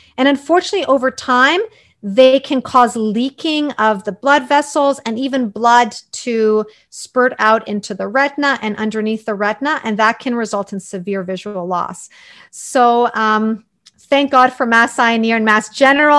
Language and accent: English; Toronto, Ontario, Canada; also born or lived in Croatia; I grew up in Toronto, although I was born in Croatia